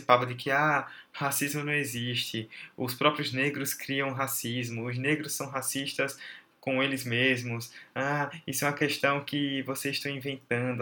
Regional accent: Northeast Region, Brazil; nós que somos nordestinos

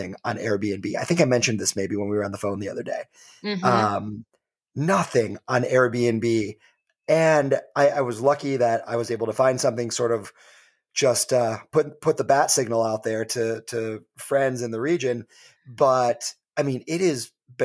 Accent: Michigan, United States; I come from Michigan

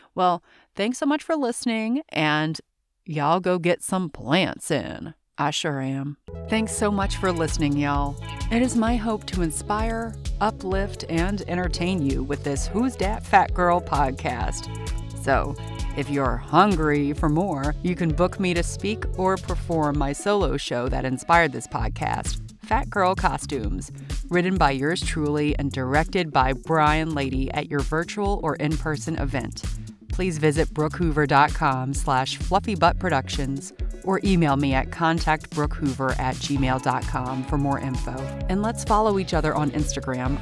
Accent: Louisiana, United States; also born or lived in New York, New Jersey area; now in New York/New Jersey area, United States; I'm from Louisiana

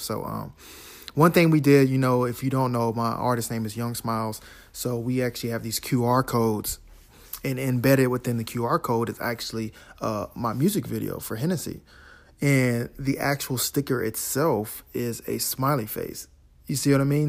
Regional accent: Florida, United States; I'm from Florida

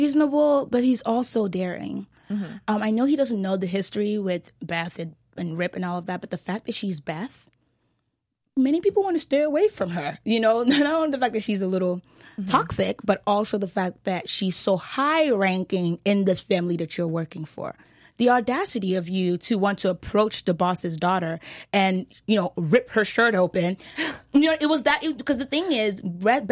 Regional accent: Texas, United States; I'm from Texas

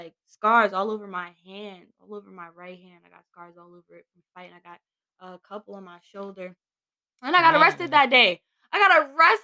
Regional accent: New York City, New York, United States; I'm from Queens

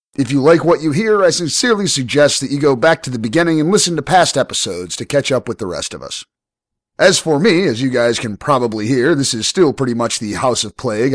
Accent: United States; I'm obviously American

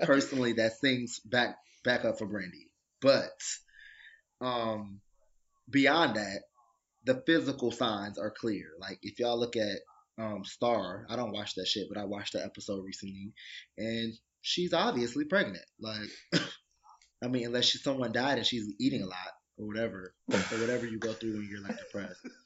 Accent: Detroit, Michigan, United States; now in New York, United States; I'm from Detroit.

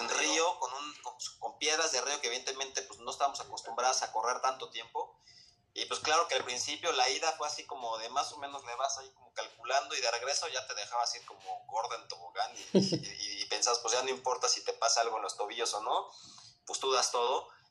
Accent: Mexico; como mexicano

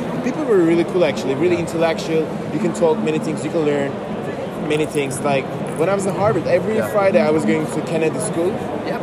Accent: Turkey; English is a second language; the youngest Turk

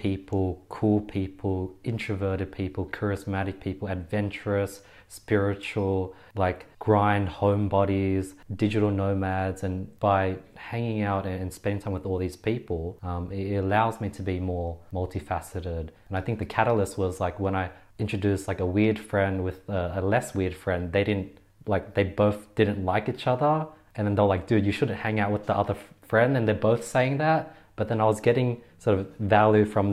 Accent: Sydney, New South Wales, Australia; I'm from Australia, Sydney

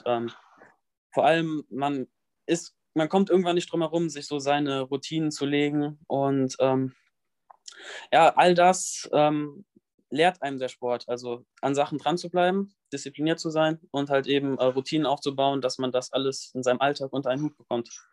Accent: near Bonn, North Rhine-Westphalia, Germany; ich komme aus der Nähe von Bonn

